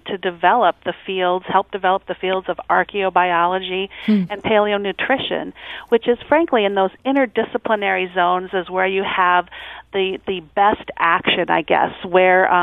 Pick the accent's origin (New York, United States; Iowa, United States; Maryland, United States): Iowa, United States; moved away as an adult; also born or lived in Texas / Maine / Ohio; now in St. Louis, United States; I was born and bred in Iowa, and so I am a Midwestern gal at heart.